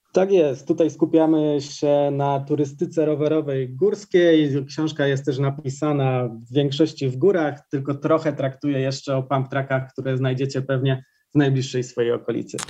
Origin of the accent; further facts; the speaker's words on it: Ustroń, Silesian Voivodeship, Poland; Ja sam pochodzę z Ustronia